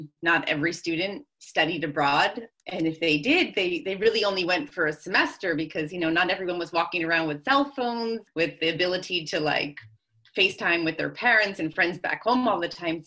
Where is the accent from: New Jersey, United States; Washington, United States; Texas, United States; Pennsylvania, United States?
New Jersey, United States; first language English; I grew up in New Jersey and my family spoke English at home